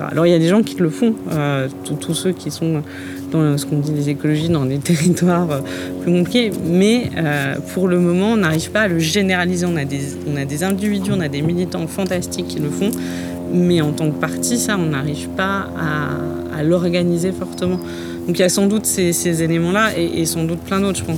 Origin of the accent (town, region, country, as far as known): Vesoul, Bourgogne-Franche-Comté, France